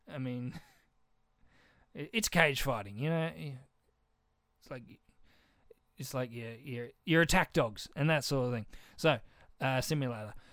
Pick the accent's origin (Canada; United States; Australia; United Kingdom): Australia; I'm Australian.